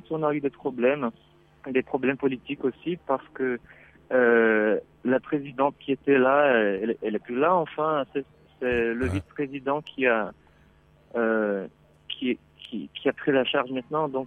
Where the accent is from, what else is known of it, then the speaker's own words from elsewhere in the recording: Curitiba, Paraná, Brazil; French is a second language; also born or lived in Cannes, France; J'habite ici, je suis né là en fait.